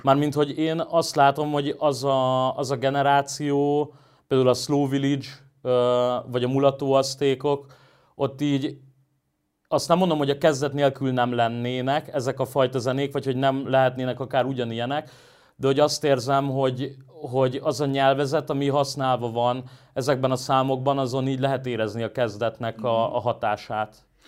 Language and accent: Hungarian; Budapest, Hungary; én Óbudán nőttem föl